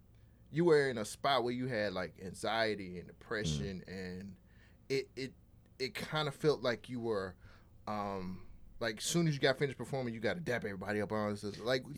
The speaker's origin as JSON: {"language": "English", "region": "California", "country": "United States", "tie": "born or raised there", "moved": "yes", "said": "I grew up in California"}